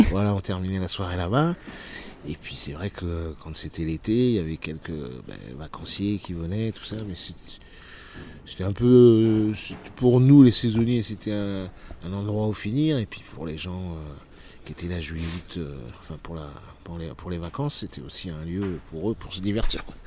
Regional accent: Cholet, Pays de la Loire, France; moved away as an adult; also born or lived in Nantes; now in Porquerolles, France; je suis né à Nantes en 18 euh, juin 67 et après j'ai grandi dans le Maine-et-Loire, euh, dans une petite ville qui s'appelle Cholet

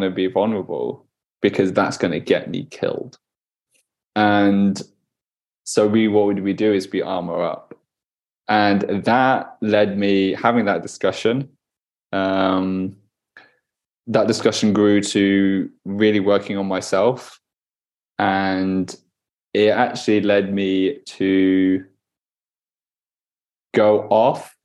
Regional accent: United Kingdom; Being a British man growing up in the UK in a predominantly very white kind of town, very white kind of school

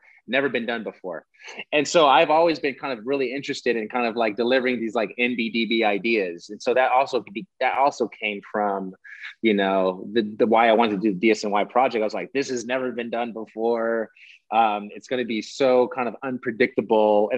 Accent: San Francisco, California, United States; now in New York City, United States; I'm not from here. I'm from San Francisco. I moved here because I love New York City

